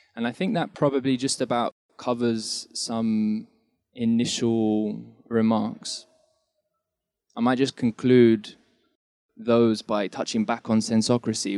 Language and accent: English; England, United Kingdom; moved away; So I'm initially from England, and I've been here a while though.